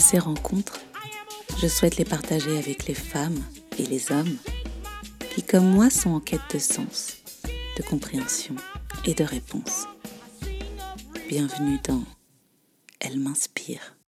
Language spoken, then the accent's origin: French; Belgium; Je suis belge, j'ai 32 ans.